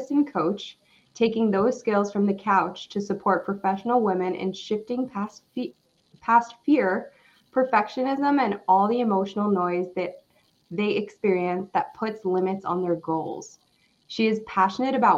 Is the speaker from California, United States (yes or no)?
no; New York, United States; also born or lived in Far Rockaway / Rockaway Beach; now in Arizona, United States; I live in Arizona, but I'm originally from New York